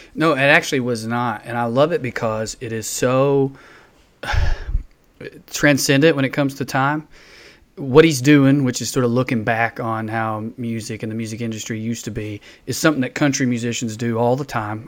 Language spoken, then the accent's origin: English; the South, United States; I was in the South